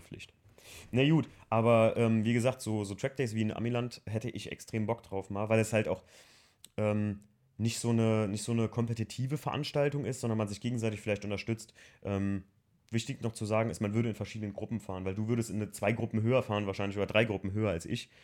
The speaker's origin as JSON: {"language": "German", "country": "Germany", "also_born_or_lived": "Andernach", "said": "für mich als Deutscher"}